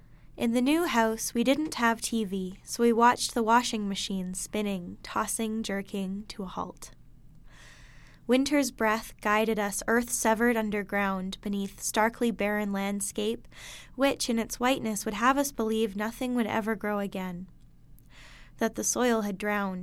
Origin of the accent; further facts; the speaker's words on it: Hinton, Alberta, Canada; It's funny because every time I mention I'm from Hinton, someone usually says either, oh, yeah, I know Hinton, you have a Dairy Queen, or I know Hinton, you have a KFC